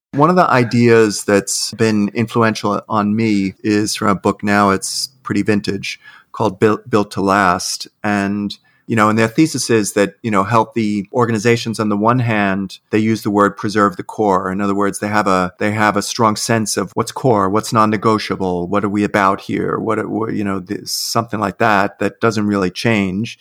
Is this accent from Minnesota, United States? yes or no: no; New York City, New York, United States; I'm an Irish Catholic kid from Queens